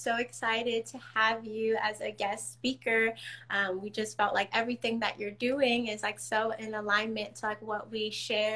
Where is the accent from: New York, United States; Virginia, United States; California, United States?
California, United States; San Diego; moved away as an adult; also born or lived in Washington, District of Columbia, United States; I'm from San Diego, so that's where Soul Tree Sisters is mainly based. But I'm here in DC.